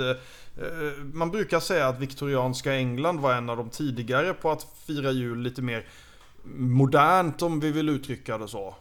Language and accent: Swedish; Sweden; som svensk